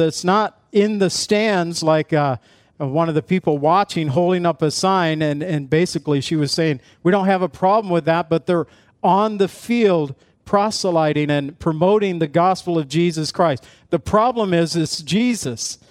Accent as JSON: {"language": "English", "town": "Zion", "region": "Illinois", "country": "United States", "said": "I was from Zion where we used to have a seal over our city crest that the town that was in Illinois"}